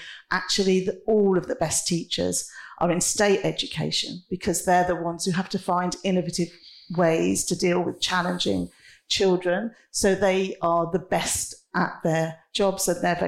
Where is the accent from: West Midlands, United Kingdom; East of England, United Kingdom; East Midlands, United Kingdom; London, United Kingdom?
West Midlands, United Kingdom; Coventry; I'm a Midlander, I'm a Brummie, I'm a Coventrian, but I'm also a European, and I was going to be an American almost at one point.